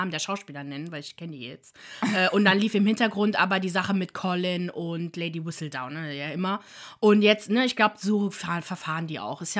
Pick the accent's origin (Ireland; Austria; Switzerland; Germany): Ireland; Oh, ah, ich bin Irin und weiß das nicht